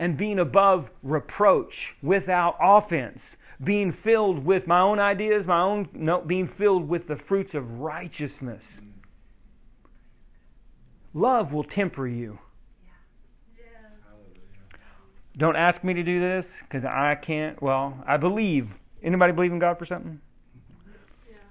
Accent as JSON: {"language": "English", "region": "Oklahoma", "country": "United States", "said": "I'm from Oklahoma, we drink a lot of sweet tea"}